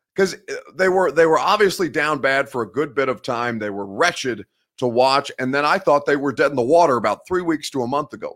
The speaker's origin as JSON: {"language": "English", "region": "Indiana", "country": "United States", "said": "I'm from Indiana. That's the Midwest"}